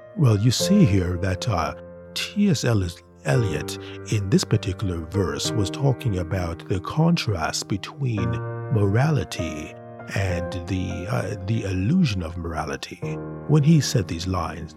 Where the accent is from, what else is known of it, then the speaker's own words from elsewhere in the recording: Canada; We Canadians